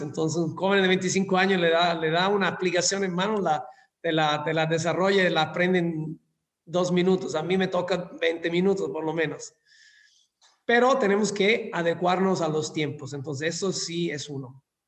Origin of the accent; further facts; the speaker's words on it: Scilla, Calabria, Italy; Spanish is a second language; moved away as an adult; also born or lived in London, United Kingdom / Dubai, United Arab Emirates / Singapore / Malaysia; now in Mexico; en mi, en mi pueblo natal, donde, donde nací, que se llama Scilla, es en el sur de Italia